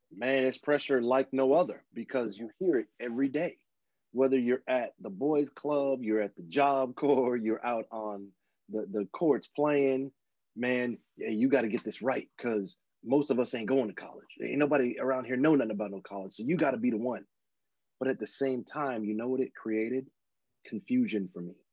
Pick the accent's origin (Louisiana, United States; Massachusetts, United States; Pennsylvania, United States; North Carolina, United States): Louisiana, United States; moved away as an adult; also born or lived in Dallas, Texas; now in California, United States; I was born in Louisiana and uh, grew up between there and Dallas, and then later in life moved out to California